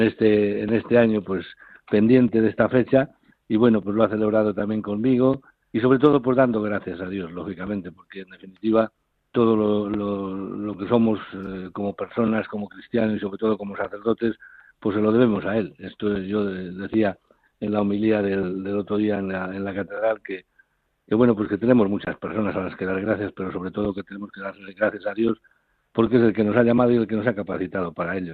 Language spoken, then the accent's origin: Spanish; Castile and León, Spain; also born or lived in Carrión de los Condes; now in Ciudad Real, Spain; mi pueblo, porque era 15 kilómetros, estaba en, Carrión, en Carrión de los Condes, y mi pueblo estaba a 15 kilómetros